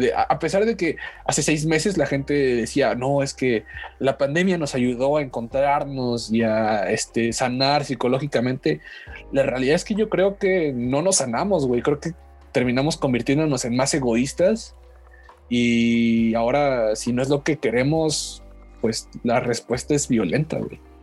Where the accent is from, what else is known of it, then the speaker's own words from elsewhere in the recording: Mexico; mi país